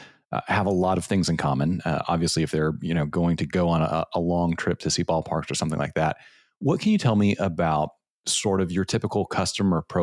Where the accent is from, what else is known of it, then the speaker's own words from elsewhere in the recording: Lexington, Kentucky, United States; my hometown of Lexington, Kentucky. We're big Kentucky Wildcats basketball fans here.